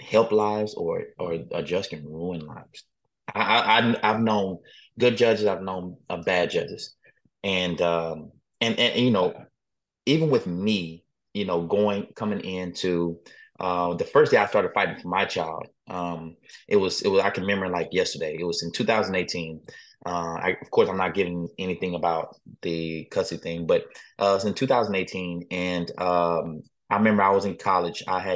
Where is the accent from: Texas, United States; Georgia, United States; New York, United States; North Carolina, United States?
Texas, United States; I am from Texas